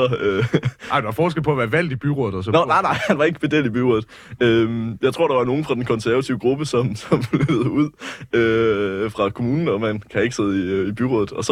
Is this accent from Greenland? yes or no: yes; Nuuk, Sermersooq, Greenland; Nu kommer jeg fra Nuuk. Jeg gik på øh, Nuuk International Friskole.